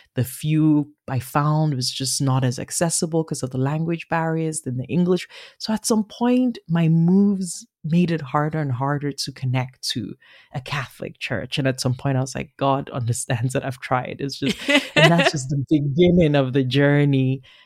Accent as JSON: {"language": "English", "country": "Nigeria", "tie": "born or raised there", "also_born_or_lived": "Beijing / Berlin / Paris / Yaoundé", "accent": "Nigerian", "moved": "as an adult", "lives_now": "Toronto, Canada", "said": "Born and raised in Nigeria, uh, living in Toronto"}